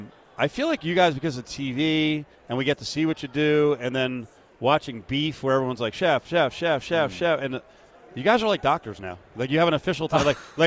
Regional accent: New Jersey, United States; I'm from New Jersey, so, you know, I was around New York.

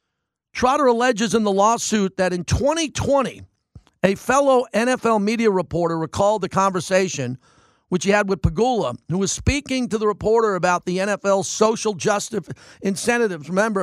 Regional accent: New York, United States; now in Las Vegas, United States; I'm from New York, and I know a lot of people who are Giants and Jet fans. That's the DNA of where I grew up.

